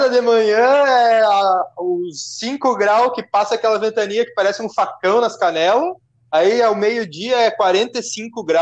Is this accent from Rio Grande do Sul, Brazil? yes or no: yes; Porto Alegre, Rio Grande do Sul, Brazil; a gente é do Rio Grande do Sul, Porto Alegre, né?